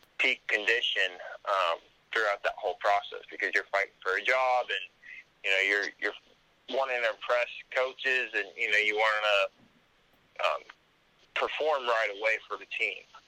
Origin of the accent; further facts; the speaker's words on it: Colorado, United States; moved away; also born or lived in Auburn, Alabama; grew up in Colorado most of my life